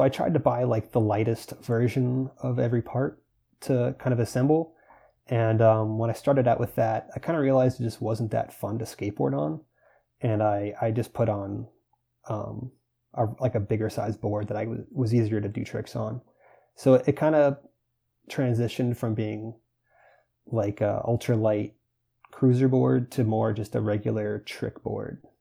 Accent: Florida, United States; I grew up in Florida

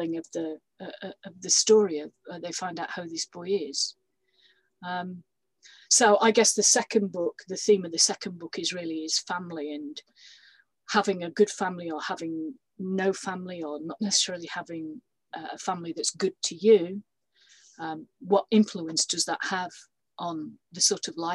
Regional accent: Yorkshire and the Humber, United Kingdom; moved away; I was born and brought up in Yorkshire

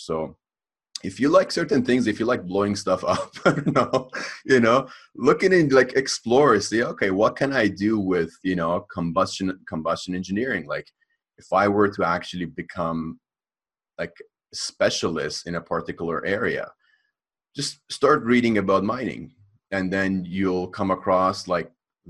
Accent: Los Angeles, California, United States; I like growing up in the Hollywood Hills.

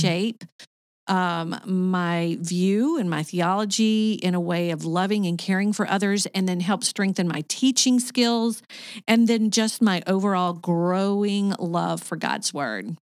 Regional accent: Arkansas, United States; moved away as an adult; also born or lived in Michigan / Kentucky / Saint Petersburg, Florida / Sarasota, Florida; now in Cartersville, Georgia, United States; I was born in Michigan, but I was raised in Arkansas.

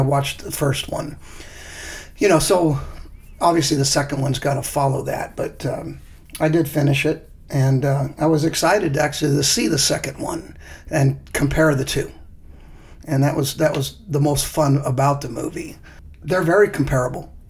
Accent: Mountain View, California, United States; my hometown in Mountain View

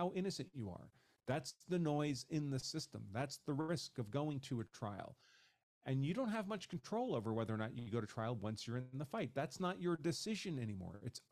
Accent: New York, United States; moved away as an adult; also born or lived in Massachusetts; I grew up in New York, in a place in New York State where you could not have a concealed carry permit

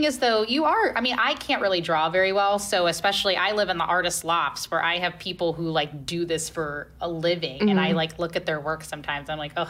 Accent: Cincinnati, Ohio, United States; now in St. Louis, United States; I'm from Cincinnati.

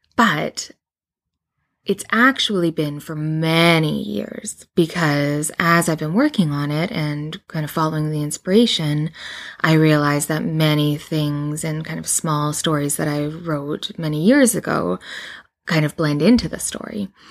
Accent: Canada; I live in Canada, and I do, and I am Canadian

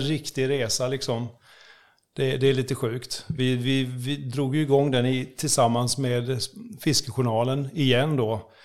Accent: Oskarshamn, Kalmar County, Sweden; Jag är född i Oskarshamn

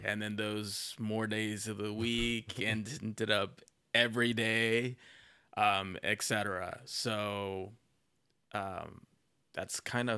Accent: Carrollton, Texas, United States; also born or lived in Plano / Dallas; Well, I was born in Plano. And then grew up in Carrollton, but I've spent the greater part of my life in Dallas.

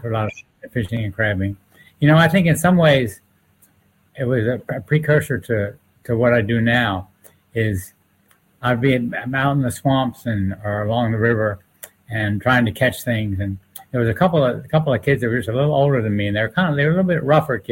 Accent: Maryland, United States; I was raised on an estuary of the Chesapeake Bay

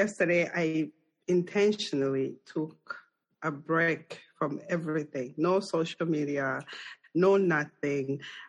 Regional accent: Zambia; English is a second language; now in United States; So I share the thing with you with Colorado. We are a landlocked country.

